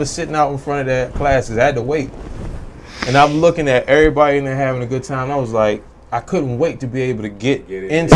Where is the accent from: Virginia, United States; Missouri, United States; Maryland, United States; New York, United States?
Maryland, United States; I was from Maryland, my cousins were Southeast